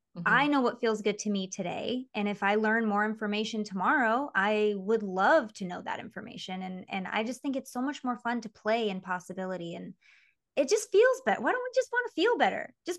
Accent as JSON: {"language": "English", "region": "Michigan", "country": "United States", "tie": "born or raised there", "moved": "as an adult", "said": "but even like me before I became a mom, and me before I moved to freaking LA when I was 20, growing up in Michigan, it's so far."}